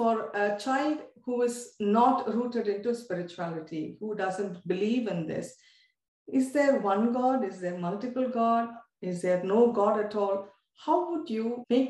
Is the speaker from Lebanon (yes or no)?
no; India; as an Indian